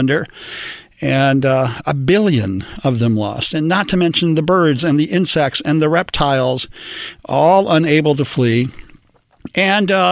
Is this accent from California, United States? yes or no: yes; Los Angeles, California, United States; born or raised there